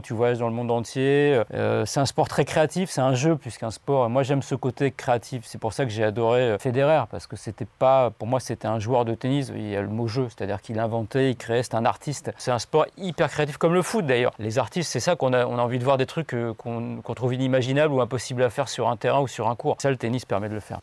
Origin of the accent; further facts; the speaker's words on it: Paris, Île-de-France, France; Je suis né à Paris, je suis parisien